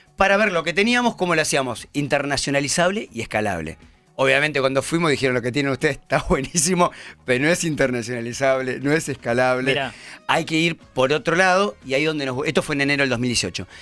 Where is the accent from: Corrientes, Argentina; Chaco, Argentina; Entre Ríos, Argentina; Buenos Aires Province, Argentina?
Buenos Aires Province, Argentina; Pergamino; moved away as an adult; also born or lived in Chile; now in Buenos Aires, Argentina; Yo soy pergaminense, en realidad. A los 18 años me vine a estudiar a Buenos Aires